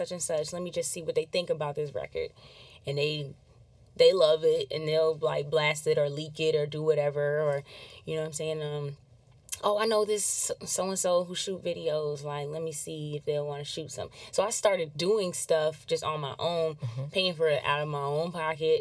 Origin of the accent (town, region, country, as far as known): Massachusetts, United States; born or raised there; moved away; also born or lived in Anaheim, California